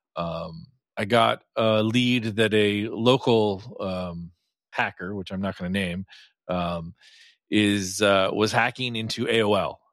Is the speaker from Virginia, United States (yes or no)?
yes; Virginia, United States; I grew up in Virginia.